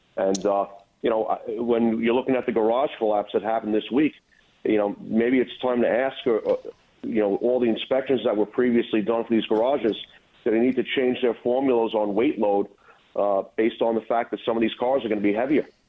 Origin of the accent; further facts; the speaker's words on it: New York City, New York, United States; moved away as an adult; now in Rockland County, United States; I was born and raised in Brooklyn. About uh, 10 years ago, I moved upstate to Rockland County